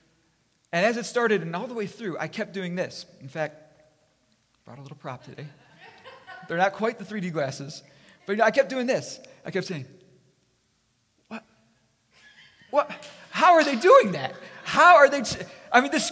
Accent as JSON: {"language": "English", "town": "Chicago", "region": "Illinois", "country": "United States", "tie": "born or raised there", "said": "It's the mid-80s, and I grew up in Chicago"}